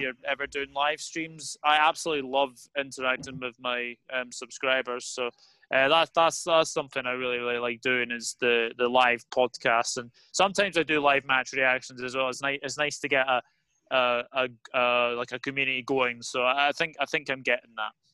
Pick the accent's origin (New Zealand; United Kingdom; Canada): United Kingdom; Scotland; as a Scotsman